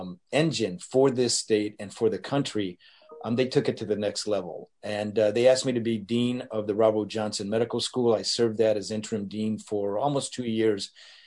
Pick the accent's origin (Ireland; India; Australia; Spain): Spain; Madrid, Community of Madrid; born there; also born or lived in North Africa / Detroit; I was born in Madrid, lived in North Africa for a little bit of time, and then my first taste of American life was Detroit, 10 Mile and Gratiot.